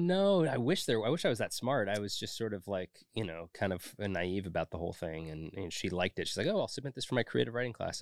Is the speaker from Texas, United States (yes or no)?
no; Orinda, California, United States; moved away as an adult; also born or lived in San Francisco / Schenectady, New York / Los Angeles; I was born in San Francisco in the city proper and then raised in the East Bay in a little town called Orinda